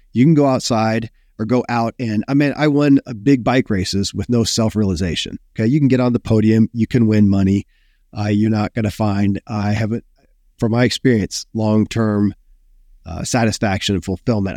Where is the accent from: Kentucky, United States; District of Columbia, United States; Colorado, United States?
Kentucky, United States; born or raised there